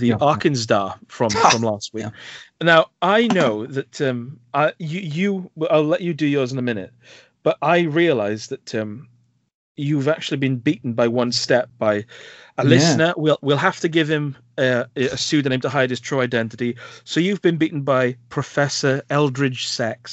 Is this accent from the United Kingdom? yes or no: yes; Welsh Valleys, Wales, United Kingdom; I hope they can understand my accent, because I am from deep within the Welsh Valleys